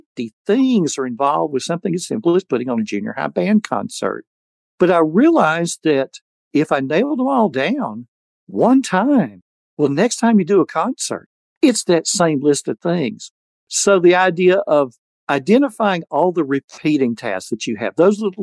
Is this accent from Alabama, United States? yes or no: yes; Alabama, United States; I had born and raised in Alabama